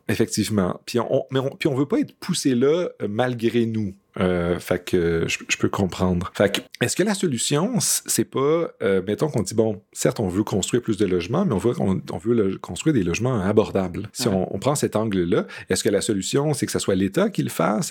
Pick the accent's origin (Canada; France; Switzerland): Canada; Montreal, Quebec; en tant que Montréalais